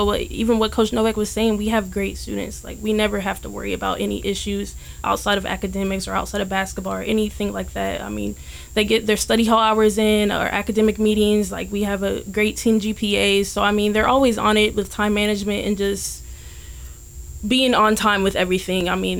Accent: Ohio, United States; born there; now in Los Angeles, United States; I was born in Ohio

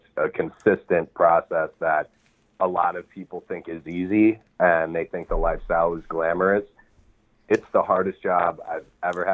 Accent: Madison, Wisconsin, United States; moved away as an adult; now in Minneapolis, United States; I'm from Wisconsin, Madison, Wisconsin, but I moved to Minneapolis, Minnesota when I was 18.

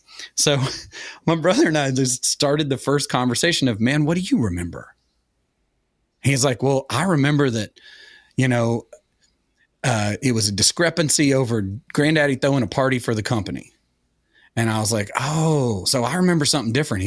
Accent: Sevierville, Tennessee, United States; moved away; also born or lived in Atlanta, Georgia; I grew up in Sevierville, which was really the big town

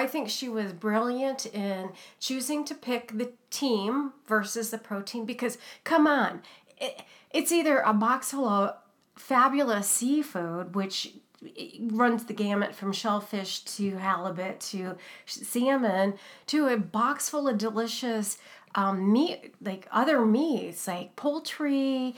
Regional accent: Ohio, United States; now in Pacific Northwest, United States; I was born in Ohio, even though I've lived in the Pacific Northwest for, you know, more than 20 years

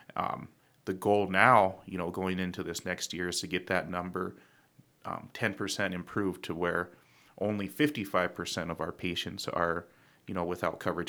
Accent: Pine Ridge, South Dakota, United States; we grew up in Pine Ridge

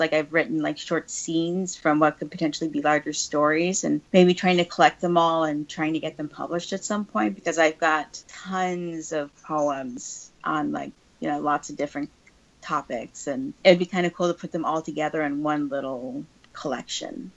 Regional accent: Denver, Colorado, United States; also born or lived in Chicago area; now in California, United States; I grew up in Denver. I didn't grow up in New York City

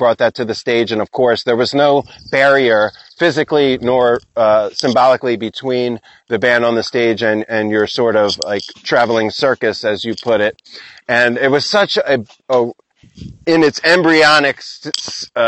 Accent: Philadelphia, Pennsylvania, United States; moved away; also born or lived in Burlington, Vermont; I'm from Philly area.

